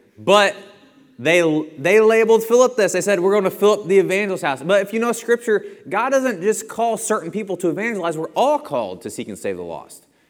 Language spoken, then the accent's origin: English; Bethalto, Illinois, United States; I'm from Bethalto